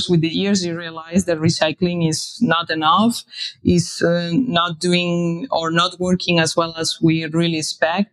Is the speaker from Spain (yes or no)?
yes; Spain; moved away as an adult; now in Berlin, Germany; I'm originally from Spain, but I have been living here in Berlin for a few years.